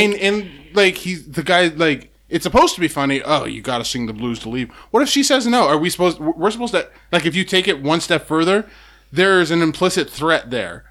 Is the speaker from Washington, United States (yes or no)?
yes; Seattle, Washington, United States; growing up, I didn't have, Seattle was kinda like, it's weird how small Seattle is